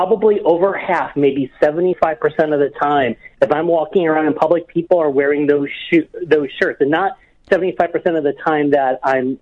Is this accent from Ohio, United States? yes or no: yes; Cleveland, Ohio, United States; moved away; my hometown where I'm from in Cleveland, Ohio